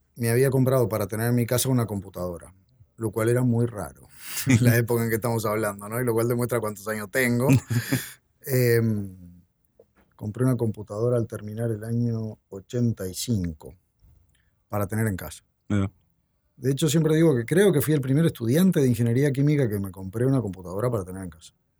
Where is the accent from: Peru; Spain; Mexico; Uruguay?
Uruguay